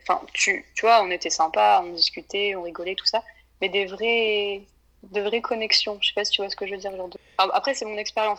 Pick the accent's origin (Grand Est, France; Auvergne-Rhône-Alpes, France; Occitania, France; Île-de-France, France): Auvergne-Rhône-Alpes, France; Clermont-Ferrand; also born or lived in Limerick, Ireland; je suis née à Clermont-Ferrand en France et j'habite toujours